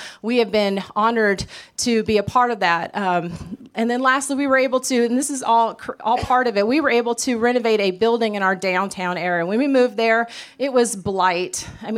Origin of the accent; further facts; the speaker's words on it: California, United States; now in Mississippi, United States; because here we're from California and we're in the South.